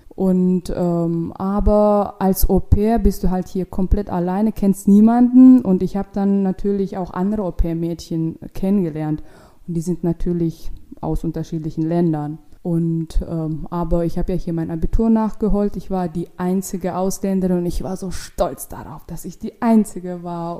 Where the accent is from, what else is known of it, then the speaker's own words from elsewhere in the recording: Ashgabat, Turkmenistan; accent: Russian; German is a second language; moved away as an adult; now in Berlin, Germany; Aschgabat, das ist die Hauptstadt in Turkmenistan und da komme ich her